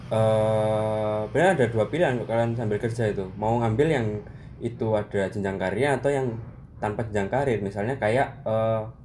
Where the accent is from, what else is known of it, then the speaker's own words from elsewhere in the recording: Malang, East Java, Indonesia; now in Yogyakarta, Indonesia; saya sendiri kan dari Malang